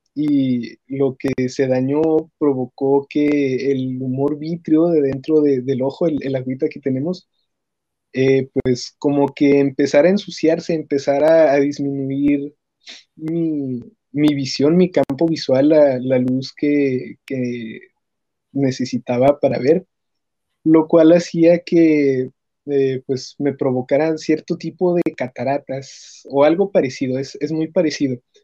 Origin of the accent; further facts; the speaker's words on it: Ciudad Juárez, Chihuahua, Mexico; soy de Ciudad Juárez, Chihuahua